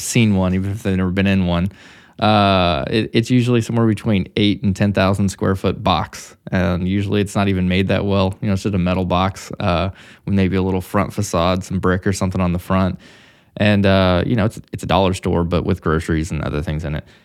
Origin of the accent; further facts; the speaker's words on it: Missouri, United States; moved away as an adult; also born or lived in Texas; now in Dallas, United States; I'm from Missouri